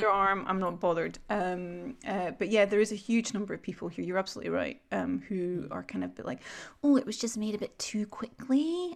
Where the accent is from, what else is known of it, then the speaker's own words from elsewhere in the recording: Scotland, United Kingdom; now in Sweden; I'm a Scot